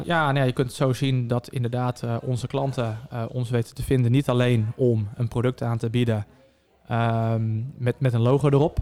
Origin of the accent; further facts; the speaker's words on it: Zeewolde, Flevoland, Netherlands; 32 jaar en ik kom uit Zeewolde